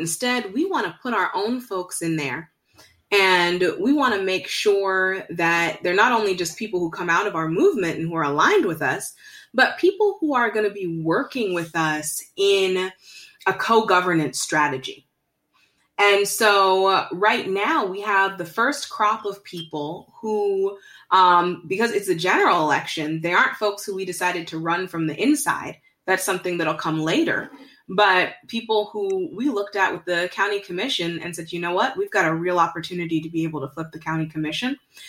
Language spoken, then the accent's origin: English; Virginia, United States; also born or lived in Zimbabwe / India / Bangladesh; now in Greensboro, United States; And I grew up in Northern Virginia, Zimbabwe, India, Bangladesh, and have decided to make Greensboro my home.